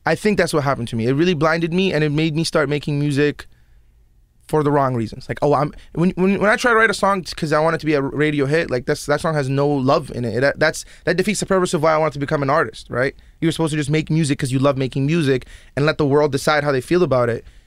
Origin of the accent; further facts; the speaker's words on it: Toronto, Ontario, Canada; also born or lived in Yemen / Abu Dhabi / Iraq; Canada's where, like, all my formative years happened